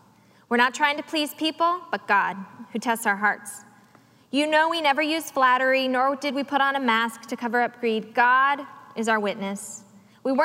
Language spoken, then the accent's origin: English; the South, United States; As a young girl growing up in the South